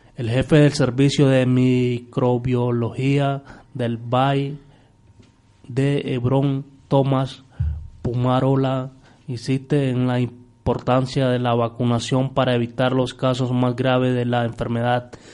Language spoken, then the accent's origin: Spanish; Nicaragua; now in Spain; nosotros allá en, Nicaragua